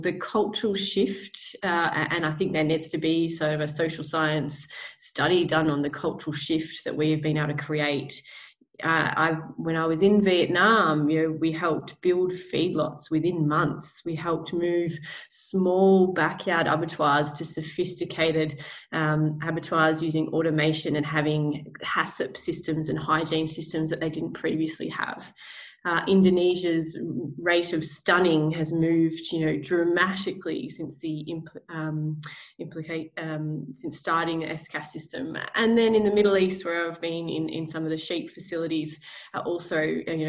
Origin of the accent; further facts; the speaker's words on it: Australia; also born or lived in Victoria / New South Wales; growing up in country Victoria and New South Wales